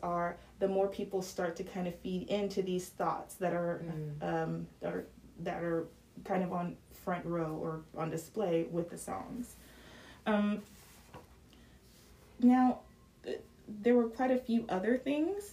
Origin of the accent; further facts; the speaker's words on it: Atlanta, Georgia, United States; I'm from Atlanta